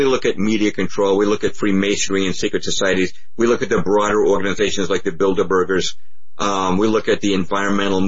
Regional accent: Lexington, Massachusetts, United States; I grew up in Lexington, Massachusetts

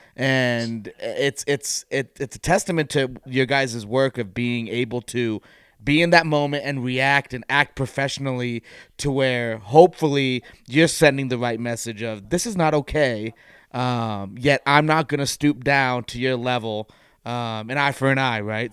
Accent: West Coast, United States; I grew up on the West Coast

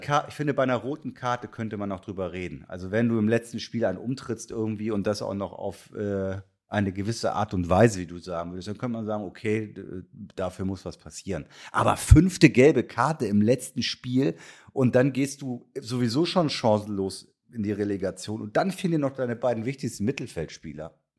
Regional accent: Kiel, Schleswig-Holstein, Germany; als gebürtiger Kieler

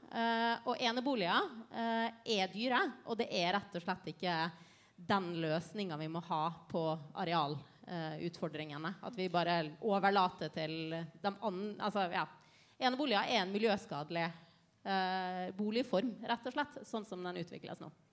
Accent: Ålesund, Møre og Romsdal, Norway; moved away; Jeg har vokst opp med, med, hvordan et kjøpesenter har ødelagt en by. Eh, for jeg kommer fra Ålesund.

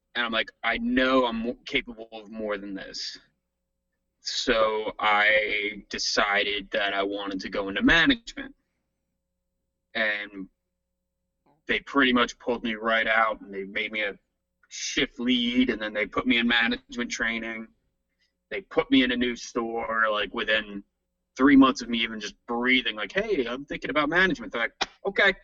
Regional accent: New Jersey, United States; moved away as an adult; no longer going to be a jersey boy

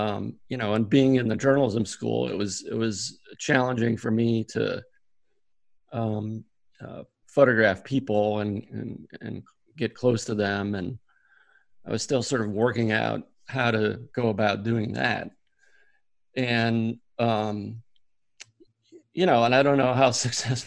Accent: South Dartmouth, Massachusetts, United States; I grew up in South Dartmouth, Mass, just about 60 miles from Boston

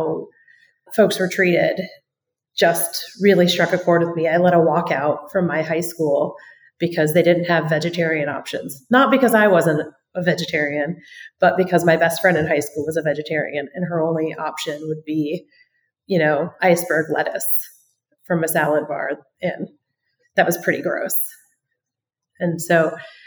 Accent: Iowa, United States; I grew up in Iowa

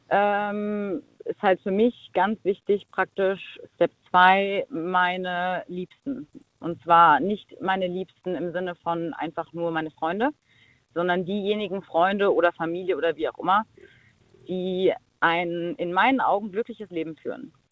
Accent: Mainz, Rhineland-Palatinate, Germany; Äh, ich komme aus Mainz.

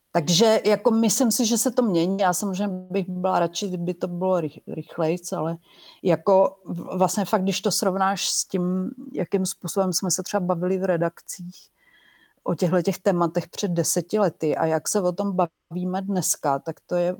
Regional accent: Czechia; also born or lived in Brno; já jsem novinářka, eh, z Česka

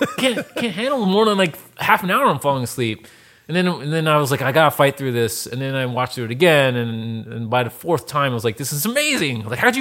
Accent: East Coast, United States; also born or lived in Baltimore, Maryland; I'm the son of Asian immigrants. I grew up in the East Coast, in Jersey, Philly, New York, all around there, and went to school in Baltimore. Balmer, as the locals say over there.

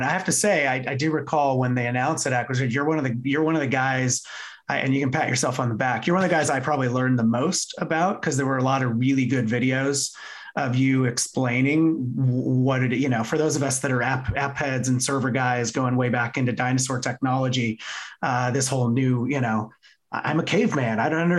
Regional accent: Poughkeepsie, New York, United States; I was born in Poughkeepsie in the early 70s. My dad's did 35 or 37 years at IBM.

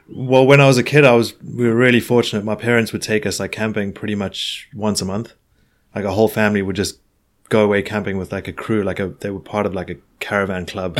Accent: Johannesburg, Gauteng, South Africa; moved away as an adult; now in Hastings, United Kingdom; I'm from Johannesburg

